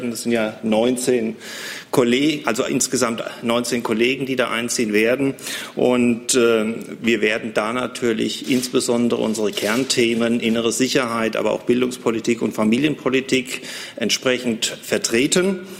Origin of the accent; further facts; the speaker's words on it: Butzbach, Hesse, Germany; ich komme aus Butzbach.